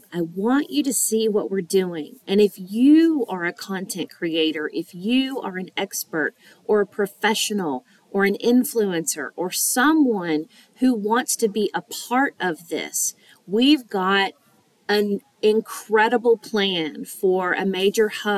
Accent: the South, United States; accent: Southern; I am Southern

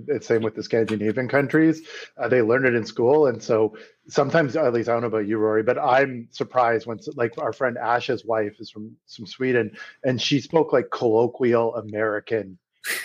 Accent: Canada; moved away as an adult; now in Berlin, Germany; as me being a Canadian, we're generally pretty laid back people

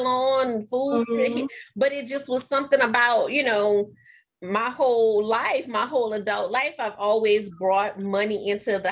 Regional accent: New Orleans, Louisiana, United States; I'm from New Orleans, Katrina happened

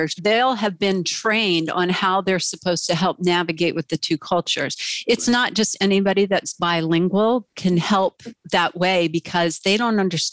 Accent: United States; as an American

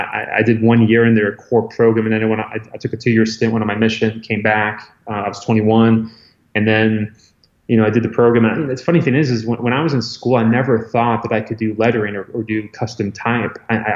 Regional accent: Scranton, Pennsylvania, United States; born there; So I was born in Scranton, Pennsylvania, home of the office.

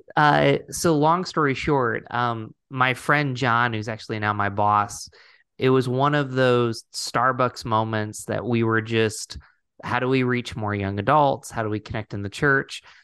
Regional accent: Binghamton, New York, United States; I grew up in Binghamton, New York, not too far from Rochester

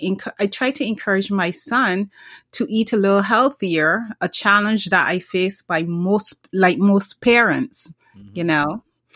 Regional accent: Barbados; moved away; Well, I'm originally from the Caribbean, Barbados, to be exact. And I grew up drinking carrot juice. I grew up drinking beet juice.

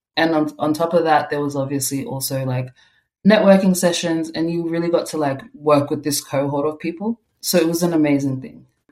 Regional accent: Melbourne, Victoria, Australia; I was born in Australia in on Bunurong country in Melbourne, and my parents came from South Sudan, so I'm first generation um, Australian here.

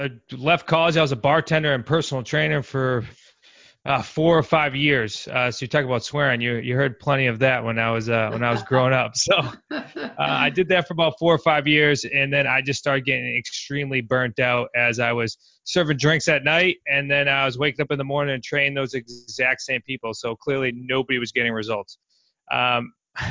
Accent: New England, United States; I'm from New England

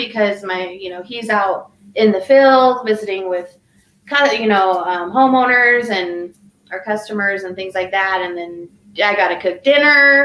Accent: Arizona, United States; moved away as an adult; now in Colorado, United States; I was from Arizona

